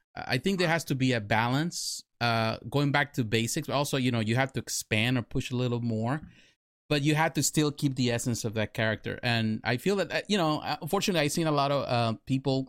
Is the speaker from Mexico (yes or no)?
yes; Mexico; now in United States; I grew up in Mexico. I live in Mexico. I went to school in Mexico.